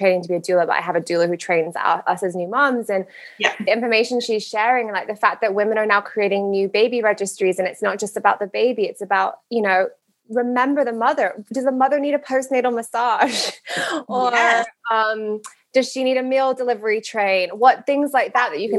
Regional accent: United Kingdom; moved away as an adult; now in United States; I'm from the UK, but have lived in America for a while now

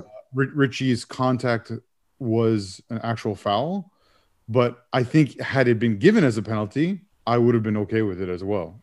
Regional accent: Canada; as a Canadian

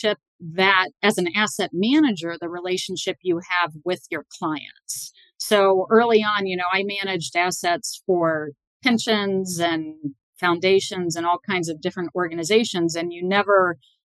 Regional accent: Bellbrook, Ohio, United States; moved away as an adult; also born or lived in Boston; I grew up in Bellbrook, Ohio, which is a suburb of Dayton, Ohio, which was a small little town, 20,000 people

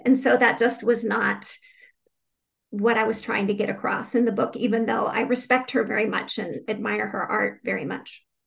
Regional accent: Phoenix, Arizona, United States; moved away as an adult; also born or lived in Tucson, Arizona; now in Richmond, United States; I grew up in Phoenix, Arizona

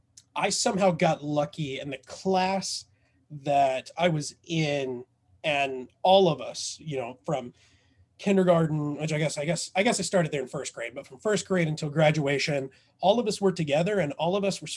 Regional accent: Southern Indiana, United States; I was raised in Southern Indiana. Basically, and we were so poor, we lived in a trailer park in the country.

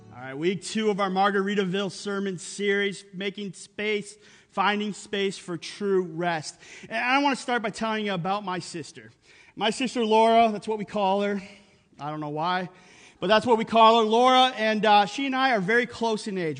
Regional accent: Upper Peninsula of Michigan, United States; moved away; we grew up in the Upper Peninsula of Michigan in the middle of nowhere

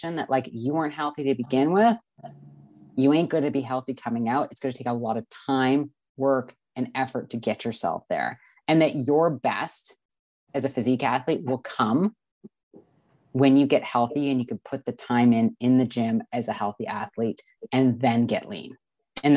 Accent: Canada; I'm from Canada

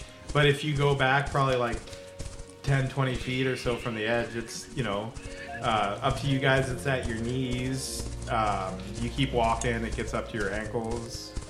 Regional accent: the South, United States; I was born in the South.

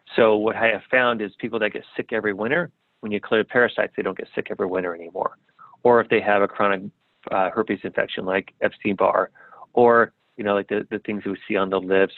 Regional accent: San Diego, California, United States; also born or lived in South America; I grew up in San Diego

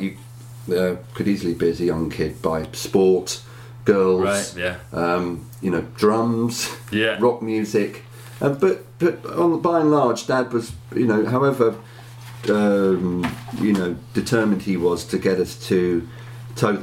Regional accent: Berkhamsted, East of England, United Kingdom; my hometown, Berkhamsted

